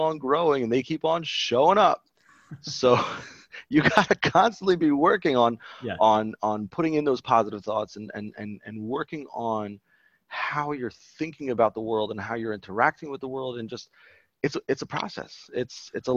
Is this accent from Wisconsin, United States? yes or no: no; Baltimore, Maryland, United States; I am from Baltimore originally. We just moved back actually a little while ago. And I grew up over here